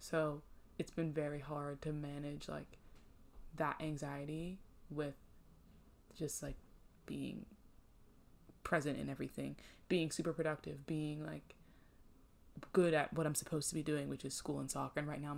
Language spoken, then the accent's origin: English; Northeast, United States; I'm from the Northeast.